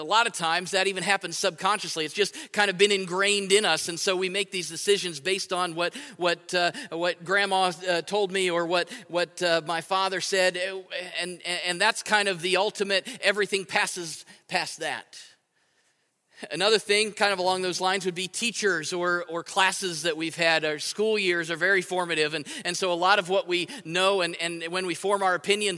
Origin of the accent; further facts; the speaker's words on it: United States; I'm a Christian who happens to be American